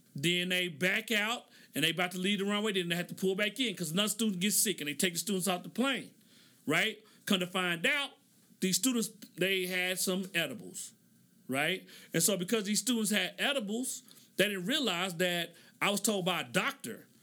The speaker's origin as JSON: {"language": "English", "region": "Oklahoma", "country": "United States", "tie": "born or raised there", "moved": "yes", "said": "So I grew up in Oklahoma"}